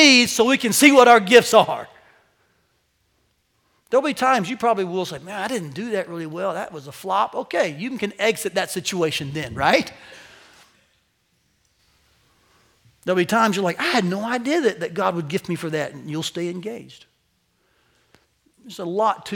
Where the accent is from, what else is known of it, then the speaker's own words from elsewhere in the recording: United States; as American Christians